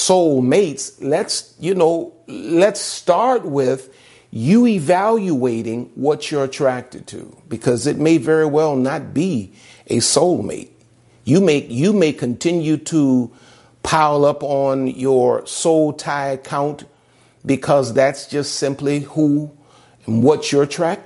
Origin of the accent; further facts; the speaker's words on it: the South, United States; I'm from the South.